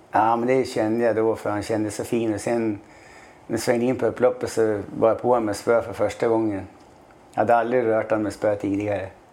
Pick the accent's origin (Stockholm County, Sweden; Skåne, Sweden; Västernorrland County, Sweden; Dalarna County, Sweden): Västernorrland County, Sweden; Sundsvall; moved away; jag är från Sundsvall då. Tre mil utanför Sundsvall